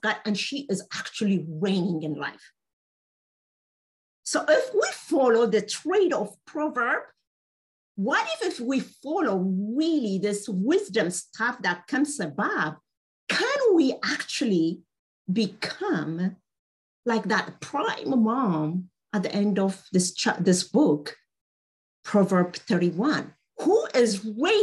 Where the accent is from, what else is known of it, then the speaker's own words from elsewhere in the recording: Ethiopia; I happen to speak Amharic. I'm from Ethiopia.